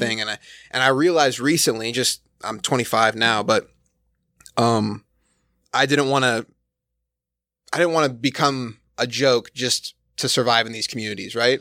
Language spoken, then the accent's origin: English; Arizona, United States; growing up in Arizona. I'm from Arizona.